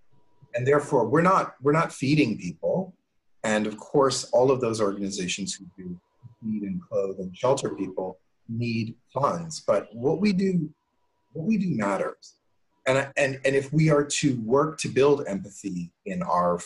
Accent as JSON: {"language": "English", "town": "Cincinnati", "region": "Ohio", "country": "United States", "tie": "born or raised there", "said": "I grew up in Cincinnati"}